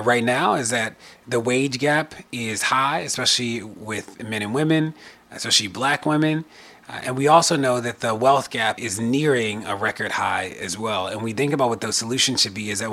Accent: Maryland, United States; my home state of Maryland, where I still live

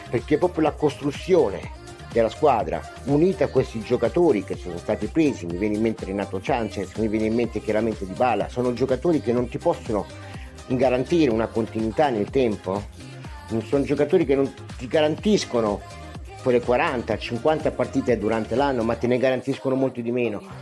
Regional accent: Italy; first language Italian; Nel momento in cui io ricambio e ritorno a parlare la mia lingua madre, il, l'italiano

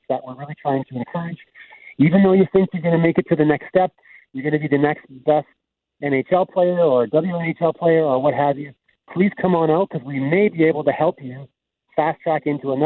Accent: Winnipeg, Manitoba, Canada; also born or lived in Deloraine, Manitoba; spent a lot of time in Winnipeg growing up

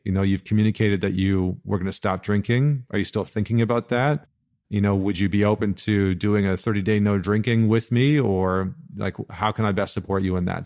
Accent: Alberta, Canada; when I was growing up in Alberta

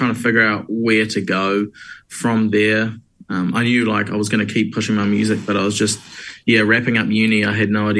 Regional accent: Hamilton, Waikato, New Zealand; moved away as an adult; now in Wellington, New Zealand; I am originally from Hamilton

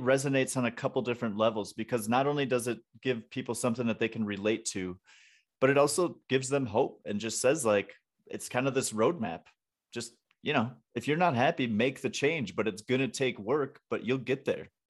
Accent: Wisconsin, United States; also born or lived in Atlanta / Florida Panhandle; now in Denver, United States; I'm from Wisconsin, so it's the same up there, but I lived in Atlanta and on the Florida Panhandle

